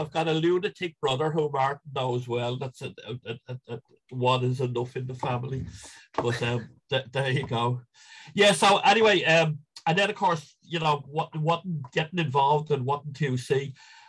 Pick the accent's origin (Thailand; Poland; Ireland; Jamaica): Ireland; Leinster; I mean, like us all growing up in Ireland, it was GA mainly, you know.